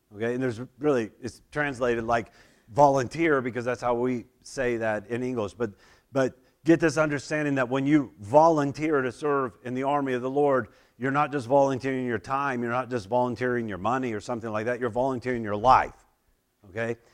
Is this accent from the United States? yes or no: yes; Oklahoma, United States; moved away; I grew up in Oklahoma